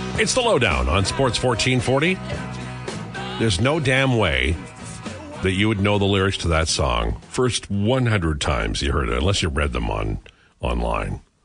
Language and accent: English; Saskatchewan, Canada; moved away; growing up in Saskatchewan, the, the hippie movement didn't get there for three years